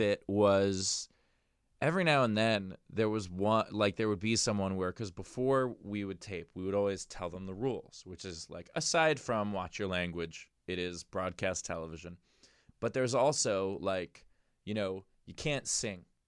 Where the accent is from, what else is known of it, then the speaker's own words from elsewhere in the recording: New York, United States; I'm a New Yorker